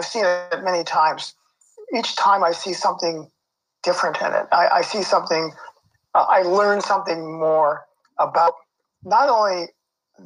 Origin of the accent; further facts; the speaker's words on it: Los Angeles, California, United States; moved away as an adult; also born or lived in Pasadena, California / Toronto, Canada; now in Canada; I grew up around Pico and Crenshaw in Los Angeles